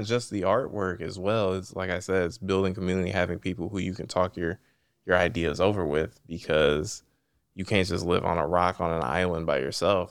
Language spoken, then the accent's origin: English; East Cleveland, Ohio, United States; I'm from East Cleveland